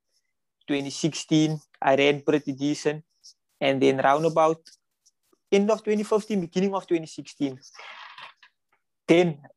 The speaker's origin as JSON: {"language": "English", "town": "Cape Town", "region": "Western Cape", "country": "South Africa", "said": "we come from Mitchell's Plain."}